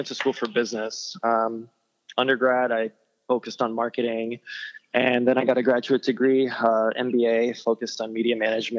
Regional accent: Boston, Massachusetts, United States; moved away as an adult; also born or lived in Brazil / Florida; I was born in Brazil, and when I was six, my family moved to Boston, and we spent most of our life there. And when I was 20, I moved to Florida.

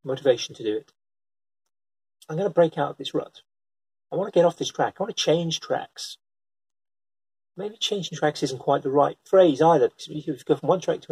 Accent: United Kingdom; I'm British

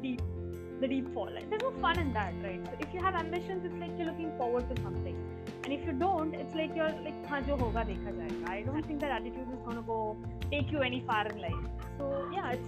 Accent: Belgaum, Karnataka, India; I come from a small town, small town girl, literally. So it's like nobody really understands when I tell I'm from Belgium. So the description I give them is like, you know, it's just 2 hours from Goa

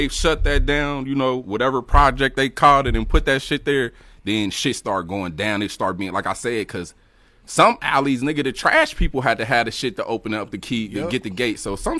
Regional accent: Dayton, Ohio, United States; I grew up, shit, all over for real. Cause like my mom, I mean, in the city though, Dayton, right, for sure. We started in Dayton.

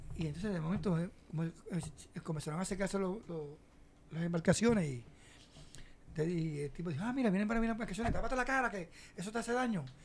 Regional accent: Cabo Rojo, Puerto Rico; Yo soy de Cabo Rojo

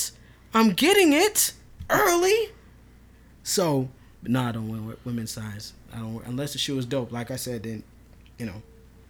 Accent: Minnesota, United States; I'm not from New York at all. I'm really not. I'm, like, homegrown from Minnesota.

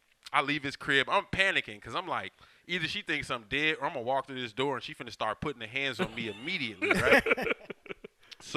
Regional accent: Inglewood, California, United States; I'm from Inglewood, dog.

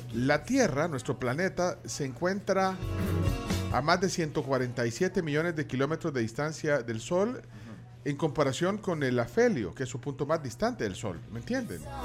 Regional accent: El Salvador

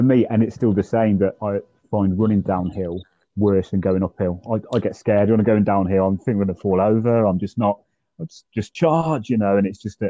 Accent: Worcester, West Midlands, United Kingdom; we're both from Worcester, which is the home of the sauce

